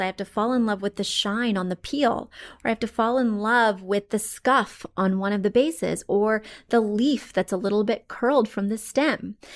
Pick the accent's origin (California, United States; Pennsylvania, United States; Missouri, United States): Missouri, United States; moved away; I come from Missouri, very poor and humble roots.